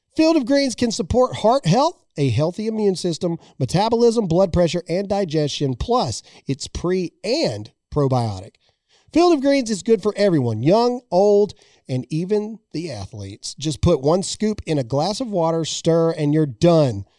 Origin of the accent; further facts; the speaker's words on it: United States; I am an American.